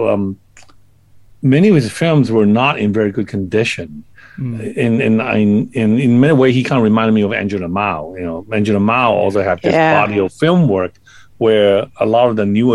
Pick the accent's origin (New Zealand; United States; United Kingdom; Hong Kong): Hong Kong; I was, you know, growing up in Hong Kong